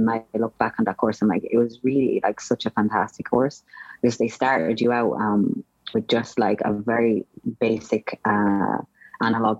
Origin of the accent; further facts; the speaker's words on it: Roscrea, Munster, Ireland; moved away; Ross Gray. So it's just a very small town